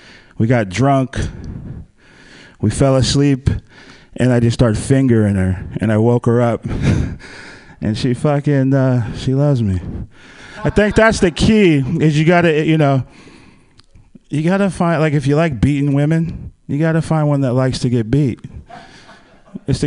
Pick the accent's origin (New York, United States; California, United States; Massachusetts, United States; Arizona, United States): California, United States; Palo Alto; I'm from Silicon Valley. I grew up down there in the Bay Area, like Palo Alto area